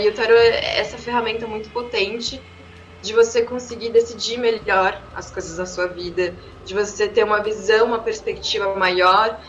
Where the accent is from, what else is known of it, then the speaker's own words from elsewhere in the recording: São Paulo, Brazil; eu nasci aqui em São Paulo, mas minha mãe e minha avó são mulheres pernambucanas de Caruaru